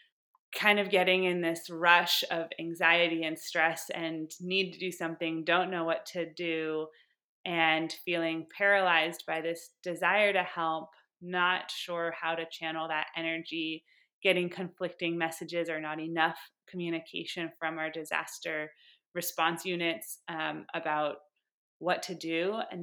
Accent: Sebastopol, California, United States; I'm born and raised in Sonoma County in Sebastopol, California.

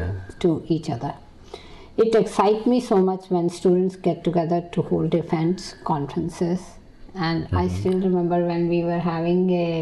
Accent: India; moved away as an adult; also born or lived in Kuwait; now in Philadelphia, United States; growing up in India, in my house, we never talked about Asian issues.

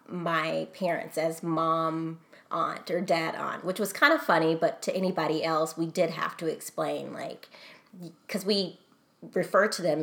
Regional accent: Texas, United States; So, like I said, I came from Texas.

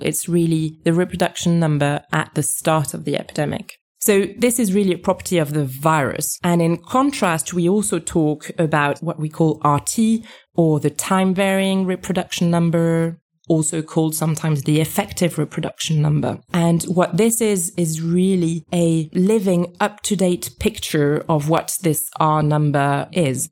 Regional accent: France; moved away as an adult; I was raised in France. This is where I went to school.

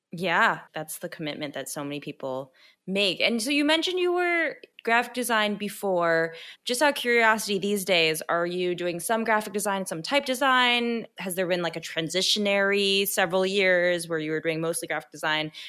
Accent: Midwest, United States; we're both from the Midwest

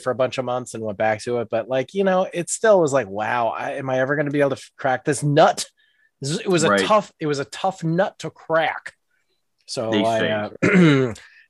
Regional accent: Tallahassee, Florida, United States; I'm actually from Tallahassee

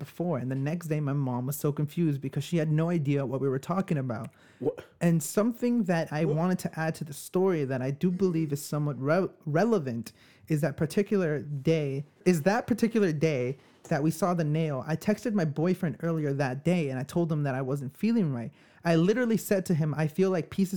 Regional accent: New York, United States; we're from New York

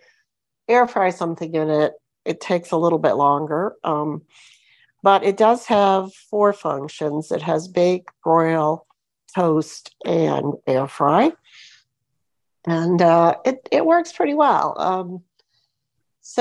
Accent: Florida, United States; also born or lived in Michigan; I'm from Florida, but right for the summer, I'm in Michigan

